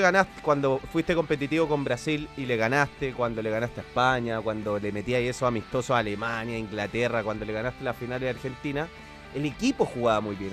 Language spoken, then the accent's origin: Spanish; Chile; soy de Chile